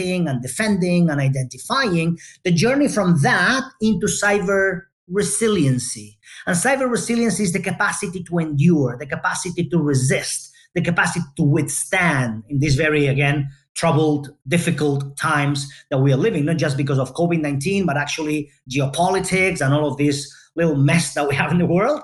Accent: Barcelona, Catalonia, Spain; I'm Spanish, born and raised in Barcelona, Spain

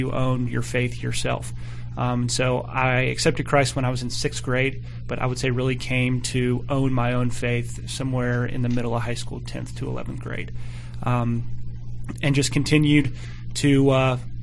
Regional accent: Atlanta, Georgia, United States; I was born and raised outside of Atlanta, Georgia

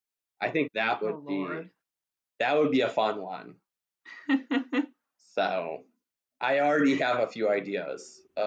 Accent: Wisconsin, United States; now in Iowa, United States; it's my home state.

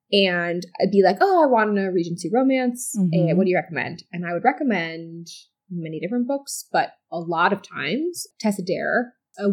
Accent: Chicago, Illinois, United States; born or raised there; moved away

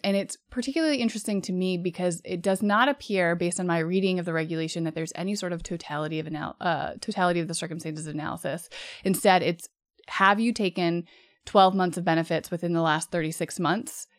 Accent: United States; first language English

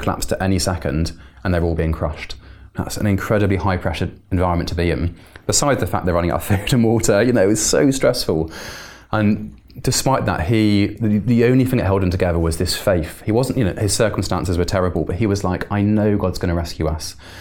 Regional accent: Bristol, South West England, United Kingdom; moved away; I'm from Bristol originally

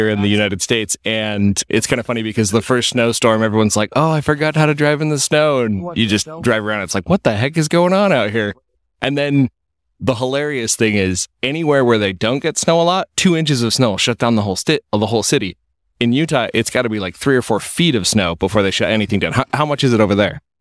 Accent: Saskatoon, Saskatchewan, Canada; I'm from Saskatoon

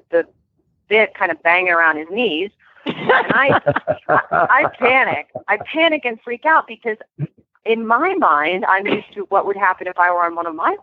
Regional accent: Vermont, United States; now in California, United States; I'm from Vermont originally, but when I moved out here

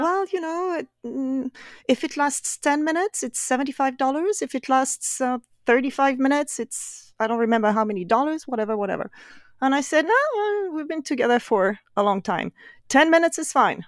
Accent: Brittany, France; English is a second language; moved away as an adult; also born or lived in Paris, France; now in Northern Virginia, United States; I'm originally from France, and more specifically, I come from the western part of France, which is called Brittany.

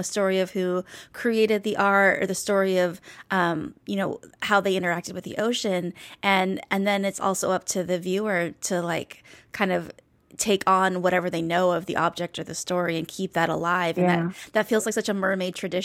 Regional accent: Hawaii, United States; I was born and raised in Hawaii

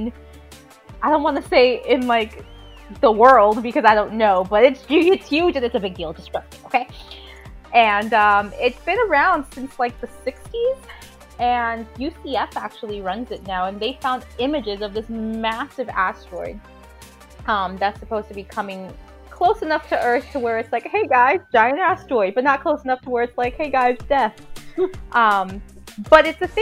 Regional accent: Arecibo, Puerto Rico; I'm from Arecibo, right up in the northern part of Puerto Rico on the coast

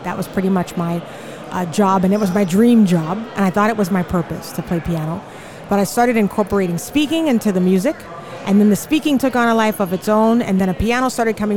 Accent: Charleston, South Carolina, United States; moved away; also born or lived in Houston; I'm originally from Charleston, South Carolina

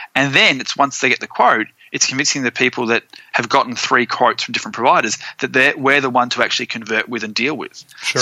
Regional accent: Australia; moved away; also born or lived in Florida; being an Aussie

